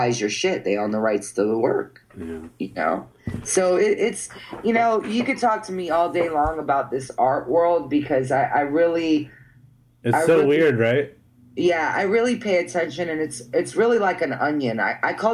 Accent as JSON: {"language": "English", "region": "New York", "country": "United States", "tie": "born or raised there", "also_born_or_lived": "Central Florida", "moved": "yes", "said": "I grew up in New York with a bunch of Puerto Ricans"}